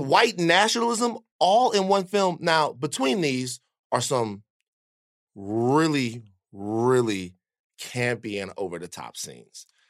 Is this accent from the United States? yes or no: yes; Baton Rouge, Louisiana, United States; growing up in Baton Rouge